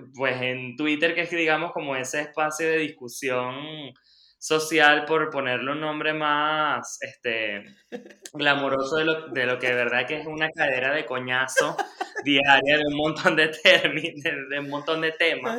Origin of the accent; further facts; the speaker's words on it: Lechería, Anzoátegui, Venezuela; yo soy, este, por supuesto, venezolano. Nací y crecí en Lechería, en Anzuategui.